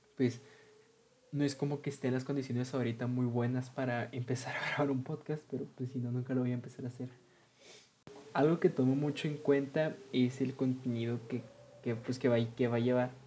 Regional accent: Ciudad Juárez, Chihuahua, Mexico; soy originario de Ciudad Juárez, Chihuahua, que está localizado en México.

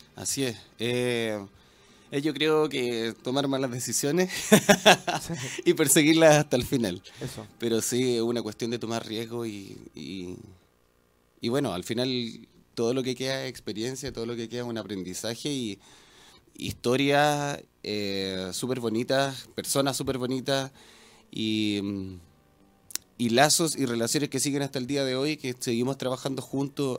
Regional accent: Quillota, Valparaíso, Chile; en Quillota, Mira. que es de donde yo vengo, de la Quinta Interior

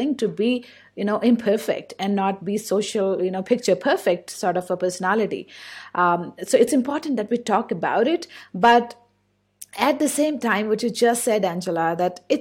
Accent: India; English is a second language; I'm from India. So I've grown up here. I have a certain accent

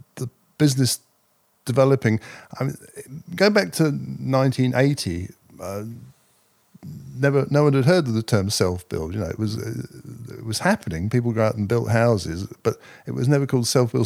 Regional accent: Cambridge, East of England, United Kingdom; I was working in a small development business in Cambridge, my hometown. I've always been based in Cambridge.

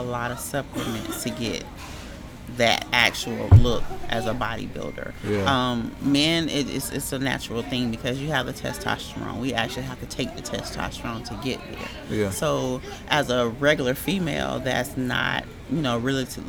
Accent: Augusta, Georgia, United States; I'm originally from Augusta, born and raised

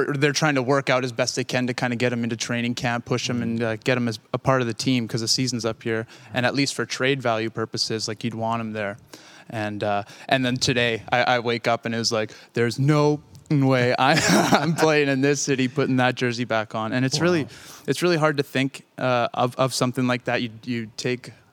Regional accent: Lumsden, Saskatchewan, Canada; I grew up outside of Lumsden.

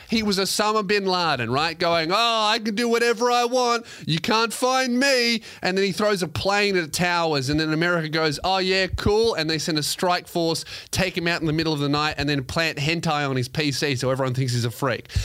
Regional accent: Australia; I'm Australian

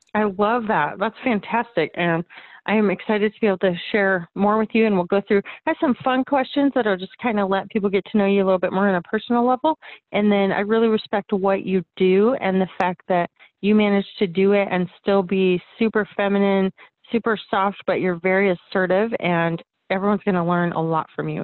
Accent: Arizona, United States; That's that's my home state

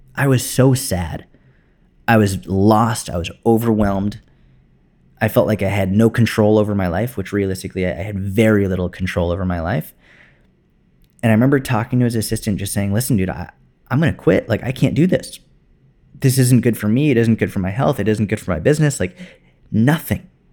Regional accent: Boston, Massachusetts, United States; moved away as an adult; also born or lived in Tel Aviv, Israel / New York City; I went back to Boston, which is where I grew up

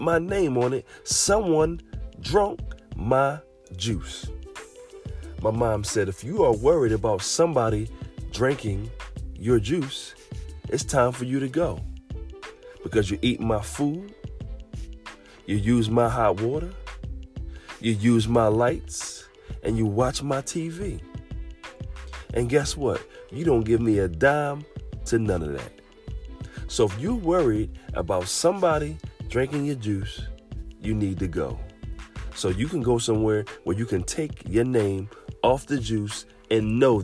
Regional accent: Philadelphia, Pennsylvania, United States; I grew up in Southwest Philadelphia

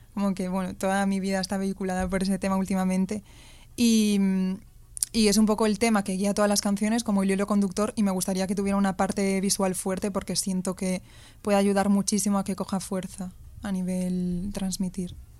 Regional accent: Ourense, Galicia, Spain; moved away as an adult; now in Madrid, Spain; soy de Ourense, la ciudad más fea de Galicia

